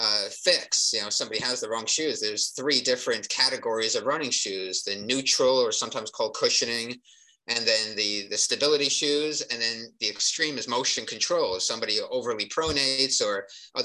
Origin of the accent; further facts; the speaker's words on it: New Jersey, United States; I grew up in New Jersey